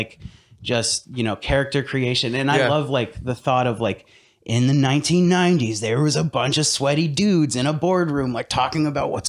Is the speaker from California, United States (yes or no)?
no; Alaska, United States; but I grew up in Alaska, and it's like weird pockets of people.